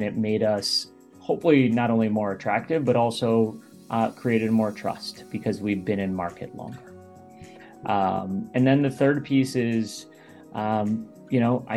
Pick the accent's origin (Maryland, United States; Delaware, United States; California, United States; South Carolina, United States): Maryland, United States; Baltimore; I grew up in the Baltimore, Maryland area, about 20 minutes outside Baltimore